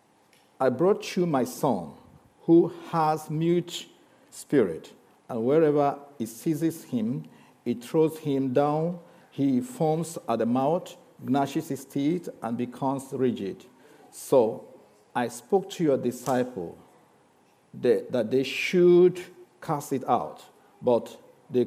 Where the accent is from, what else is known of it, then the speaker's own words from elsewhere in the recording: Nigeria; also born or lived in Lagos; I know you struggle with my accent. But also, I just want to be a Nigerian. I'm a Nigerian